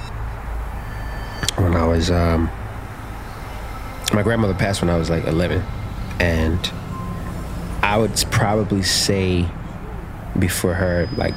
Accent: Baltimore, Maryland, United States; I grew up in Baltimore

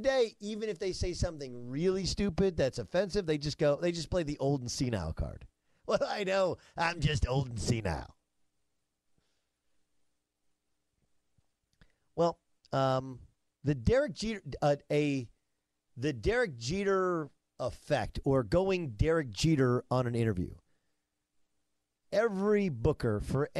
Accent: Milwaukee, Wisconsin, United States; I was born in Milwaukee

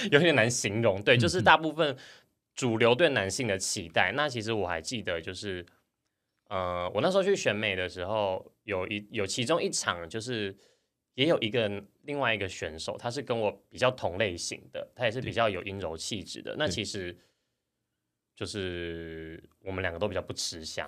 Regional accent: Hsinchu, Taiwan; 我是新竹人

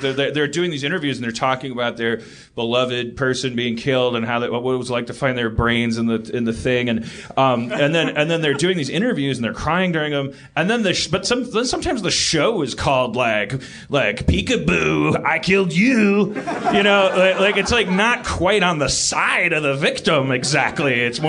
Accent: Brooklyn, New York, United States; If my neighbor gets killed, I care. Because I'm from Brooklyn.

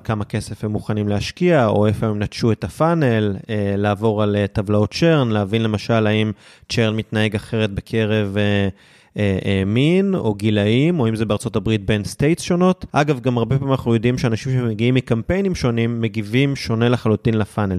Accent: Israel; הצלחנו בתור ישראלים במדינה שהיא לא מדינת האם שלנו

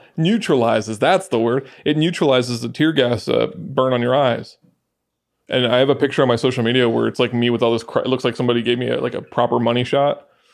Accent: Athens, Attica, Greece; moved away; also born or lived in Galifaga (hometown suburb), Greece; I grew up around Athens

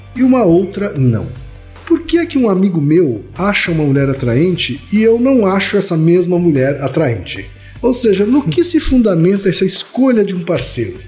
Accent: northern Paraná, Brazil; Sarandi é pertinho da minha terra, Thaí

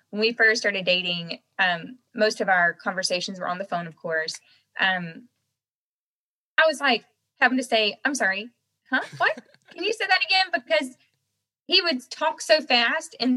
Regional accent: the South, United States; accent: Southern; Um, and so at that point in time, though, I had a really thick Southern accent.

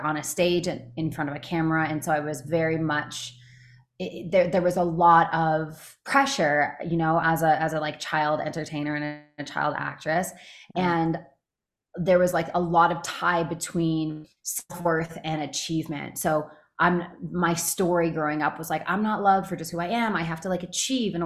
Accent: Canada; also born or lived in Los Angeles; now in United States; I'm from Canada

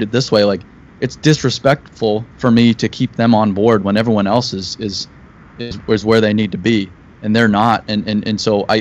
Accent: Paradise Valley, Arizona, United States; I grew up in Paradise Valley

